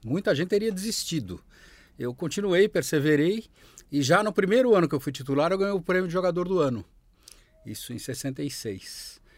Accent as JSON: {"language": "Portuguese", "region": "São Paulo", "country": "Brazil", "tie": "born or raised there", "said": "crescemos juntos, jogando no Pinheiros"}